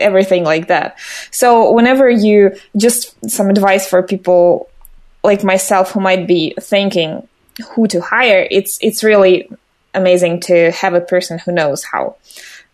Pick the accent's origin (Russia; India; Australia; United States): Russia; I'm from Russia